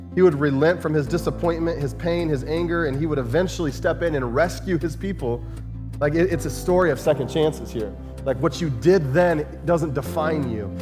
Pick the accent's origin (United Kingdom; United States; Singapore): United States; Chandler, Arizona; moved away; Many of you know that I grew up in Arizona. And, uh, grew up in the Phoenix area, uh, in a, in a suburb of Phoenix called Chandler.